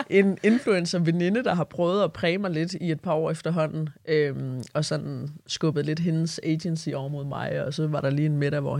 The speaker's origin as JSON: {"language": "Danish", "region": "Southern Denmark", "country": "Denmark", "said": "Uh, jeg er også Fynbo."}